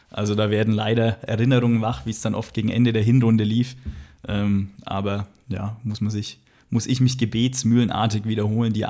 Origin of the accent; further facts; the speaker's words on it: Magdeburg, Saxony-Anhalt, Germany; Als Magdeburger würden wir es nicht lustig finden.